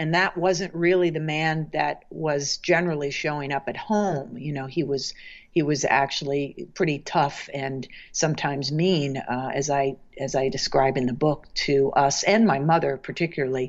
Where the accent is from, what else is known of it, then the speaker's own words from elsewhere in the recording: Maryland, United States; now in New York, United States; I'm from Maryland